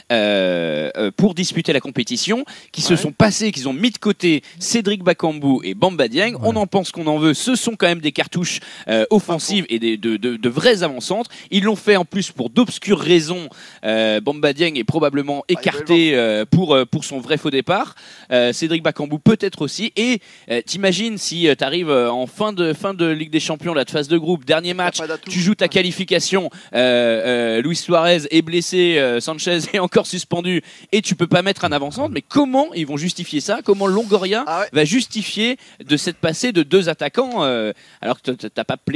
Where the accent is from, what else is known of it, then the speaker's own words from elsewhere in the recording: Marseille, Provence-Alpes-Côte d'Azur, France; Par exemple, je suis Marseillais. Je suis dans les tribunes de Tottenham hier.